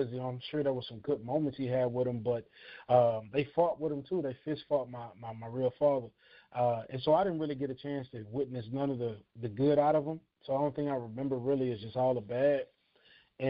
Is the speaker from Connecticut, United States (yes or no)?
no; Houston, Texas, United States; moved away as an adult; also born or lived in California; I'm from Houston, Texas, born and raised